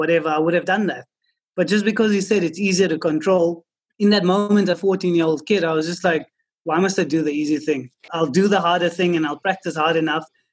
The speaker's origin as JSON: {"language": "English", "country": "South Africa", "tie": "born or raised there", "said": "growing up in South Africa"}